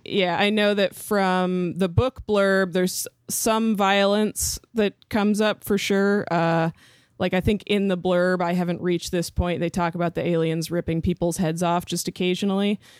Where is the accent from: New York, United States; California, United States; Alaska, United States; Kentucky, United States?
Alaska, United States; Homer; Adrian and I grew up together in Homer, Alaska